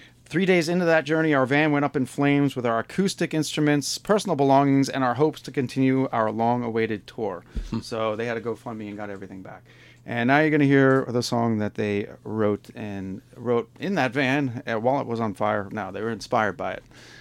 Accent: Long Island, New York, United States; I grew up in Long Island around beaches.

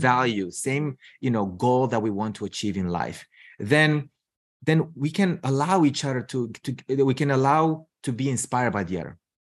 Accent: Romania; moved away as an adult; also born or lived in United States; now in Seattle, United States; I'm originally from Romania. So I moved to the U S, um, gosh, what, twen-, twenty years ago.

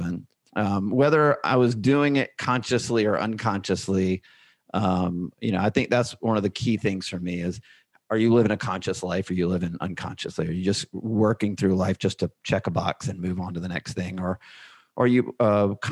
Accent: Alabama, United States; I grew up in Alabama, and I went to the University of Alabama.

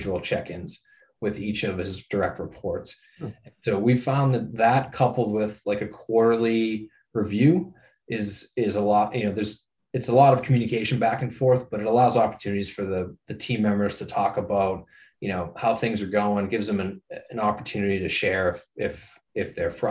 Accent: Norwood, Massachusetts, United States; also born or lived in Amherst, Massachusetts; I grew up in Norwood, not too far from Wrentham

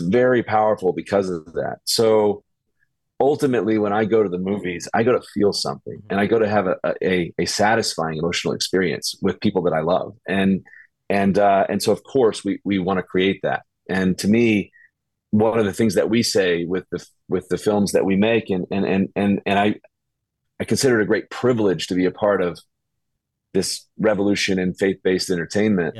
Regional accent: Birmingham, Alabama, United States; I was raised in Birmingham, Alabama, which is like the buckle of the Bible Belt

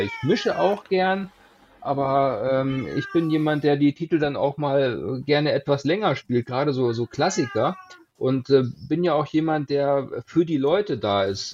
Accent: Hanover, Lower Saxony, Germany; komme aus dem äh, Hannover, habe deshalb auch keinen Dialekt

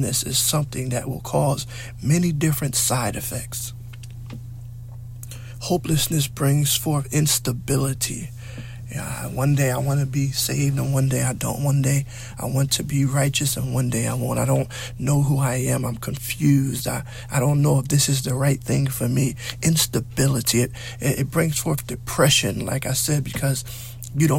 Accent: United States

